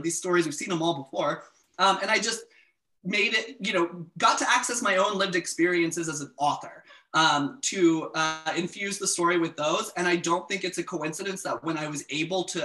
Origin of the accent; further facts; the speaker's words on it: South Carolina, United States; moved away; I'm originally from South Carolina